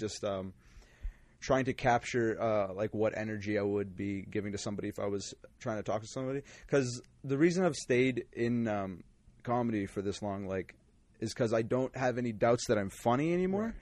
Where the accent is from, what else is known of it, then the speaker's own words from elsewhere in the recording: Calgary, Alberta, Canada; also born or lived in Winnipeg; I was born in Winnipeg. I lived there for six months, and I came to Calgary. Lived in Calgary wow. forever